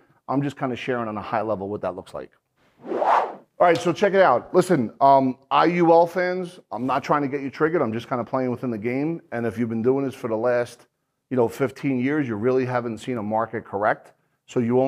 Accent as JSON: {"language": "English", "region": "New Jersey", "country": "United States", "said": "I'm an Irish guy from New Jersey"}